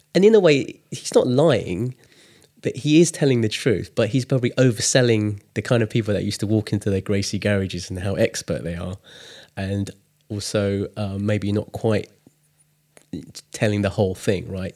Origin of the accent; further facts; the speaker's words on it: England, United Kingdom; I was born in England, but my parents are Chinese. And growing up, I was born in the si-, seventies. No, I was born in the sixties, grew up in the seventies